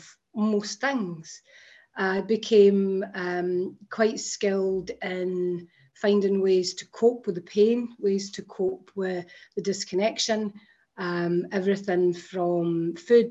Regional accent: Scotland, United Kingdom; I grew up in Scotland

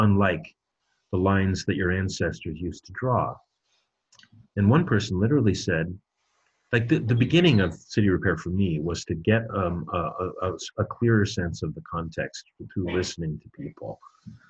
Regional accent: United States; I'm an American

